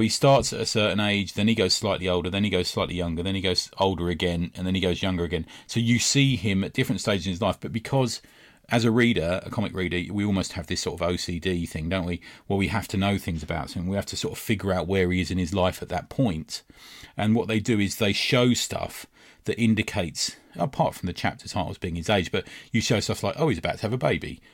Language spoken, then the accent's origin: English; London, United Kingdom; growing up in West London